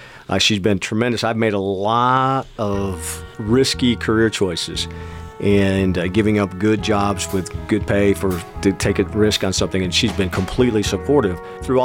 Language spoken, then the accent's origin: English; Seneca Falls, New York, United States; now in West Texas, United States; where we were growing up, in Seneca Falls, New York, which is by Syracuse